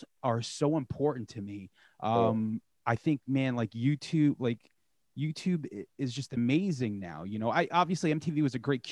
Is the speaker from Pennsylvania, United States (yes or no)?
no; Long Island, New York, United States; I'm from New York, I'm from Long Island